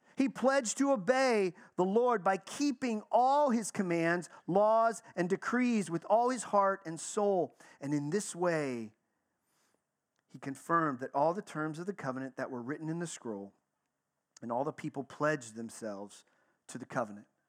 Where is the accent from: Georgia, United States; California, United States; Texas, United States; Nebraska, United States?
Texas, United States; I grew up in the South. I grew up in Texas